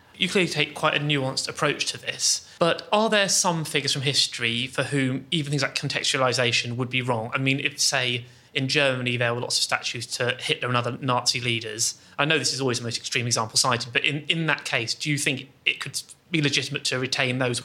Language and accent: English; Bristol, South West England, United Kingdom; I come from Bristol